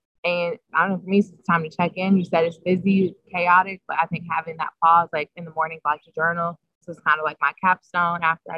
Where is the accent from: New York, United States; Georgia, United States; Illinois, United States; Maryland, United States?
Illinois, United States; Chicago; now in New Haven, United States; And I'm from South Side, right outside the University of Chicago.